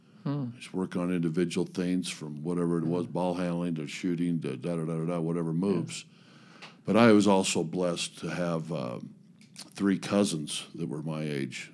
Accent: Highland area, Utah, United States; I grew up in the, even though I went to Skyline, I grew up in the Highland area when I was young

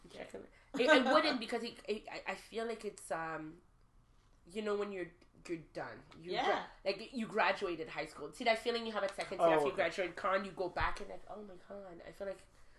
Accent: Montreal, Quebec, Canada; moved away as an adult; now in Toronto, Canada; I was born and raised in Montreal, and I never even traveled, really. So I came to Toronto when I was 22, and I didn't know Toronto.

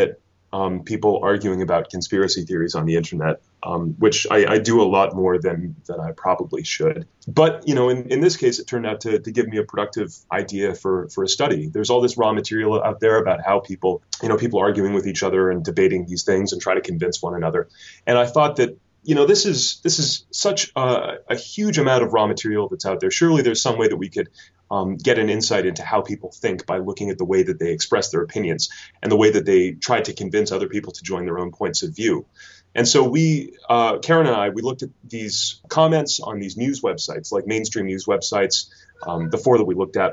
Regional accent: Canada; moved away as an adult; now in United Kingdom; you can probably tell from my accent that I'm not a Kentish native. I'm actually from Canada, and I came over to the UK to study

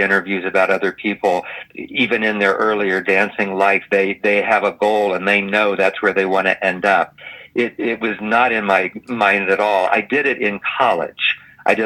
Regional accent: Columbus, Ohio, United States; moved away; I was from Ohio, from Columbus, Ohio

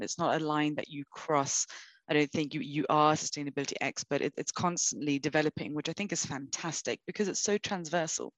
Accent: London, United Kingdom; moved away as an adult; now in Brazil; I was born, I grew up in London

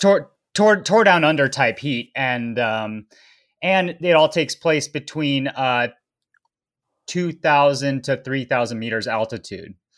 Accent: Boulder, Colorado, United States; also born or lived in Tahoe; growing up in Boulder, Colorado, which is, you know, a hotbed of American cycling

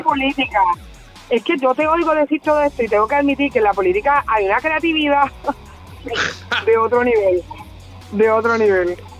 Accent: Puerto Rico; nosotros sentimos como puertorriqueños

